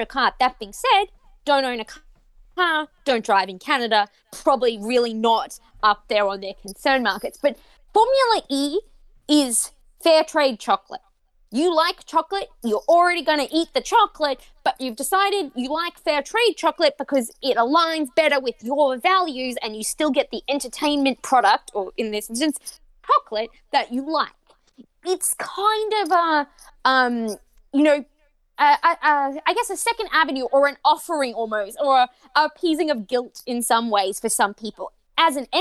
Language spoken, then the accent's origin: English; Australia; I grew up on Australian ice hockey